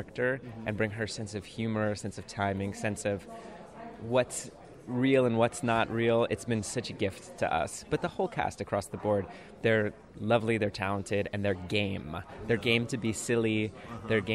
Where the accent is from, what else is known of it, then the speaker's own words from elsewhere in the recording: Chicago, Illinois, United States; now in New York, United States; I grew up in the north suburbs of Chicago.